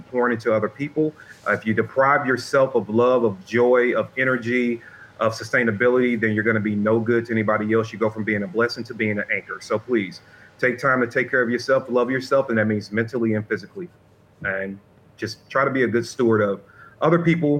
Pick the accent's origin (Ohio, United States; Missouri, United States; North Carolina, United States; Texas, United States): Missouri, United States; St. Louis; my hometown